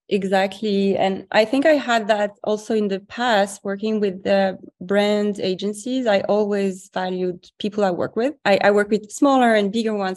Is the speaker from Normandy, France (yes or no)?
no; Paris, Île-de-France, France; I grew up in Paris.